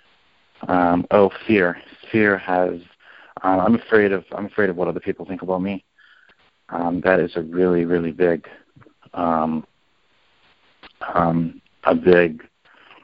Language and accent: English; Canada; now in New Jersey, United States; I'm from Canada